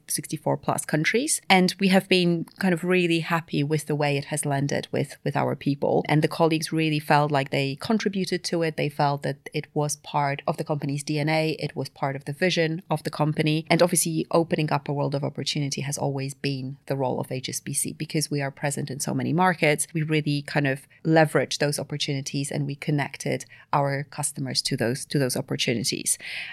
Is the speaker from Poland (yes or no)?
yes; Poland; now in London, United Kingdom; So I'm based in London, part of the global team. I've been in London for about 10 years, but I'm actually originally from Poland.